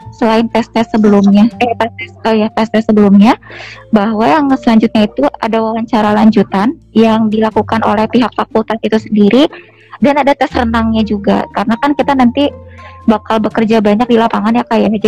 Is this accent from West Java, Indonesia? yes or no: yes; Cirebon, West Java, Indonesia; Unpad itu menjadi pilihan pertama karena saya berasal dari Cirebon kak.